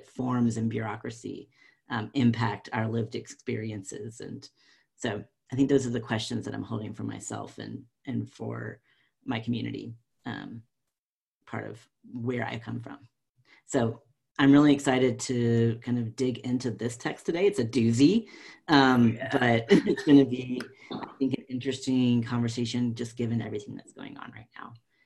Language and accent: English; North Carolina, United States; moved away as an adult; I am a white, southern transgender man who was born and raised in North Carolina and now living back in North Carolina